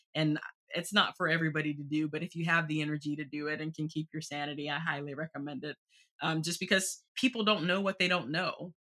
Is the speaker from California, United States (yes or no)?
no; Southeastern North Carolina, United States; now in Washington, D.C., United States; I grew up in Southeastern North Carolina